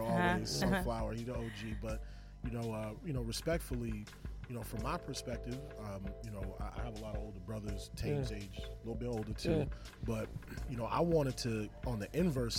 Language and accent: English; Boston, Massachusetts, United States; now in Philadelphia, United States; I'm originally from Boston